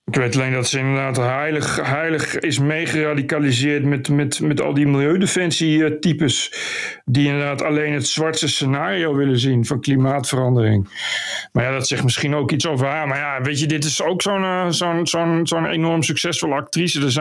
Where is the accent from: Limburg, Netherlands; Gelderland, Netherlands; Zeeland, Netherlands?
Gelderland, Netherlands; Ik kom van de Veluwe.